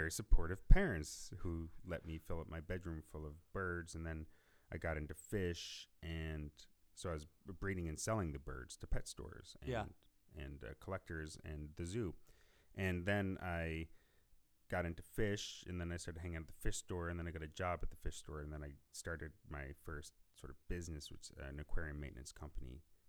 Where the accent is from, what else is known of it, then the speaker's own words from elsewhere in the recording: Northwest Ohio, United States; also born or lived in Columbus, Ohio; I grew up in Northwest Ohio. I moved to Columbus to go to Ohio State